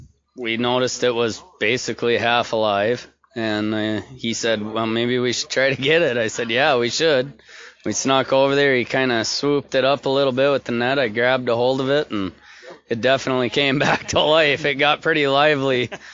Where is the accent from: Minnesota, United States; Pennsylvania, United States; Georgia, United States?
Minnesota, United States; Bemidji; born or raised there